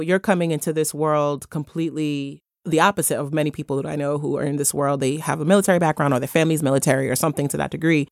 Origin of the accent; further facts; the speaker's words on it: Rhode Island, United States; from my home state of Rhode Island